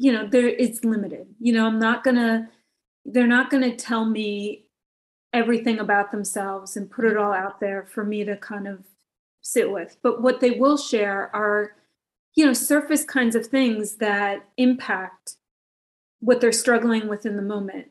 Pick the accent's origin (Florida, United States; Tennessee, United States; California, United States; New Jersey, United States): New Jersey, United States; moved away; I'm originally from New Jersey